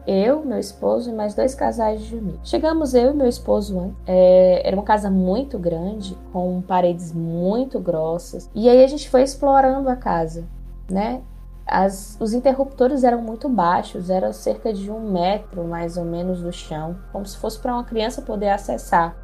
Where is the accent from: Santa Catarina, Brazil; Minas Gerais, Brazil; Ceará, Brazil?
Ceará, Brazil; sou aqui do Ceará